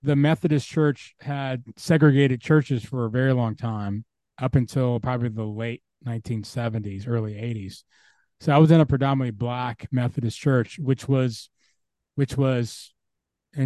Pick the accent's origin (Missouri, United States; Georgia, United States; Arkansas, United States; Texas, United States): Georgia, United States; Atlanta; I'm from Atlanta.